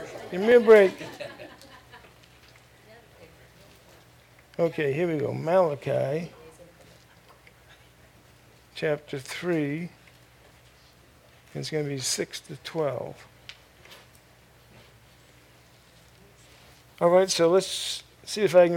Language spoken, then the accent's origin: English; Maine, United States; moved away; Originally, I'm from Maine, and I was in Maine for quite a few years. I'm glad to be delivered from there.